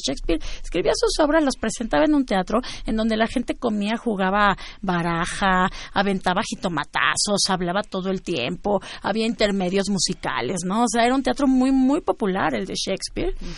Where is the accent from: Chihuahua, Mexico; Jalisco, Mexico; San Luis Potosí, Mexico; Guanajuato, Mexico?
Guanajuato, Mexico; Celaya; por el Bajío, como por donde yo crecí, que fue en Celaya